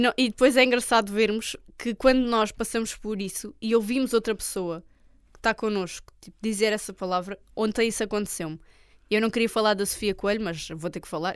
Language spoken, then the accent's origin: Portuguese; Olhão, Algarve, Portugal; accent: Algarvio / Olhanense; meu sotaque algarvio